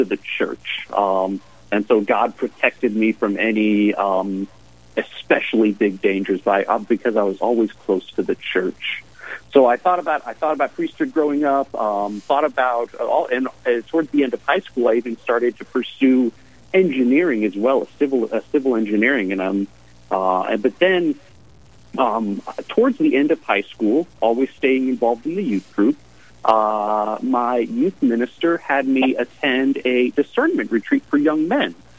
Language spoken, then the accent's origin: English; Cheyenne, Wyoming, United States; I was mostly raised down in Cheyenne. I moved to Cheyenne before first grade, about 5 or 6 years old, with the military